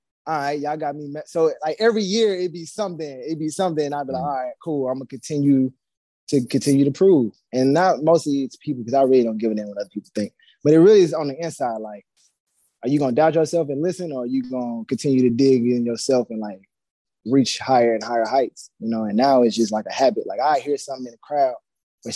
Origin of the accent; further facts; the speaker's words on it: St. Louis, Missouri, United States; I'm from St. Louis